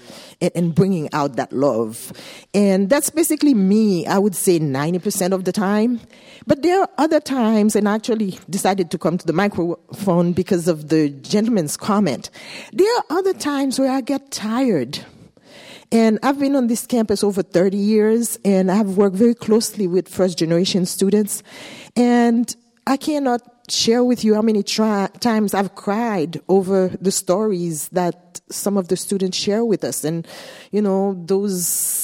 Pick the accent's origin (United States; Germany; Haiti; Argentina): Haiti; I'm from Haiti